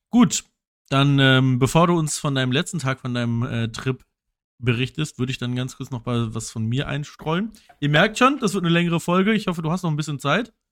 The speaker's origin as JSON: {"language": "German", "region": "Berlin", "country": "Germany"}